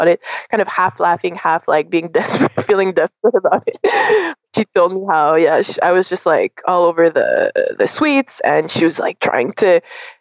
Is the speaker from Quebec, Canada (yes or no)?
yes; Montreal, Quebec, Canada; also born or lived in West Africa; we actually came back to Montreal, because I was born in Montreal, but my first 3 years I spent in West Africa with my parents